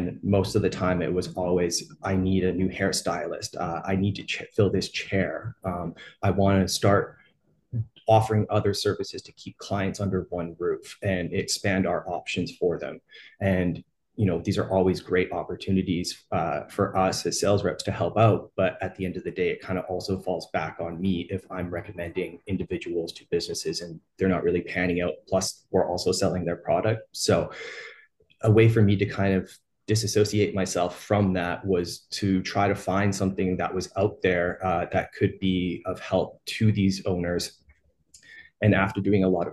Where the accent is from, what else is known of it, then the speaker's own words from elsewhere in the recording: Edmonton, Alberta, Canada; I'm from Edmonton, Alberta, Canada.